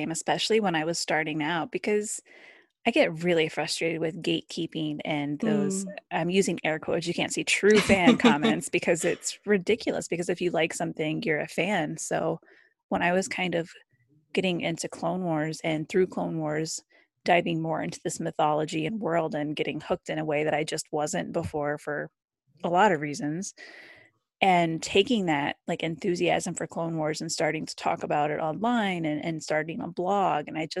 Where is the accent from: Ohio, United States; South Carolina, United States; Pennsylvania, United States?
Ohio, United States; I'm from Ohio, kind of in the middle of the country. So it was a big deal to go to California.